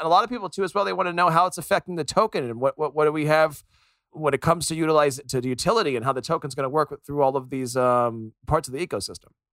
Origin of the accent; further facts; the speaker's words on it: United States; being American myself